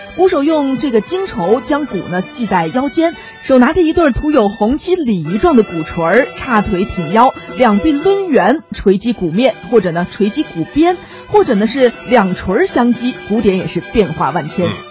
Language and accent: Chinese; Hebei, China; 我们河北人呢，除了也会贴春联儿、贴福字之外呢，我们还有很多其他地方没有的节庆用品